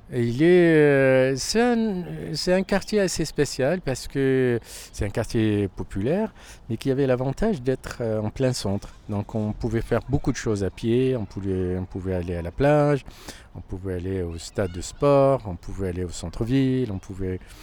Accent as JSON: {"language": "French", "town": "Casablanca", "region": "Casablanca-Settat", "country": "Morocco", "tie": "born or raised there", "also_born_or_lived": "Toulouse, France", "moved": "as an adult", "lives_now": "Paris, France", "said": "né à Casablanca, dans un quartier qui s'appelle Delbrelef. Et donc, je suis né, j'ai grandi euh, dans ce quartier jusqu'à ce que j'ai eu mon bac"}